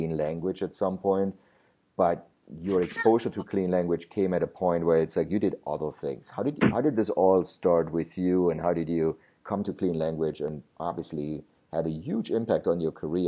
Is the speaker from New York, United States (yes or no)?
yes; New York, United States; And she's also going to come to New York, to my hometown in September the 4th